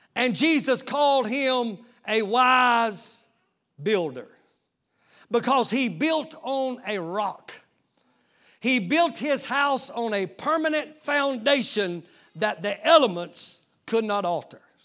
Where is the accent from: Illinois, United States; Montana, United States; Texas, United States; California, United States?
Texas, United States; East; moved away; I'm from East Texas